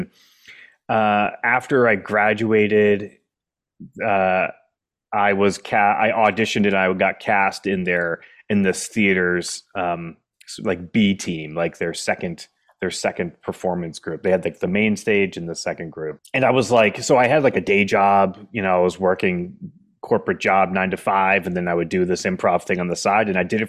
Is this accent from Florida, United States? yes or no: no; New Hampshire, United States; I grew up in New Hampshire, and Boston's kind of the home city if you grew up in New Hampshire.